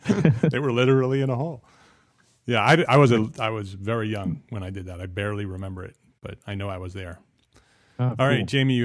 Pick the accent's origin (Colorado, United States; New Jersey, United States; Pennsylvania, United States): New Jersey, United States; me growing up in New Jersey, a half hour from the Statue of Liberty